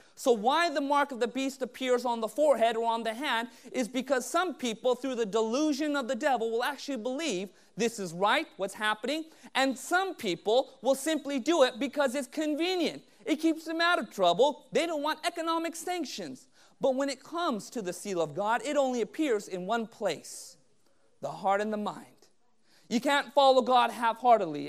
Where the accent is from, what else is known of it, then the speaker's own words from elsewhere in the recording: Southern California, United States; growing up in Southern California